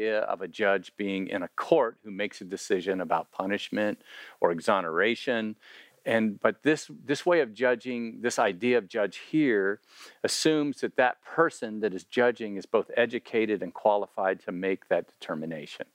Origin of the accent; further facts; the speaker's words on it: Miami, Florida, United States; moved away; I'm from Miami, that's where I grew up